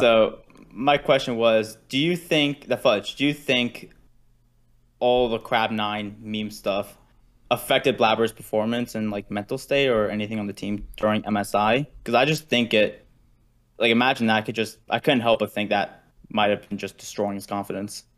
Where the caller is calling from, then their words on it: Dallas–Fort Worth, Texas, United States; calling from, uh, D F